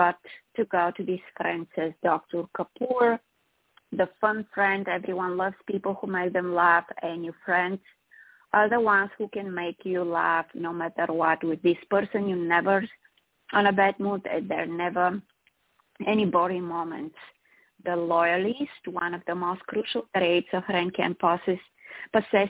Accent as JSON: {"language": "English", "town": "Sofia", "region": "Sofia City", "country": "Bulgaria", "tie": "born or raised there", "moved": "yes", "lives_now": "United States", "said": "I'm from Eastern Europe originally, from Bulgaria, from the capital, Sofia, born and raised there"}